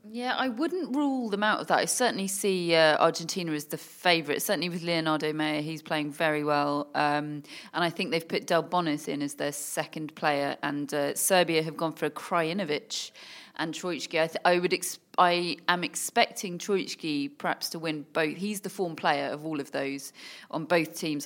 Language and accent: English; United Kingdom; as a Brit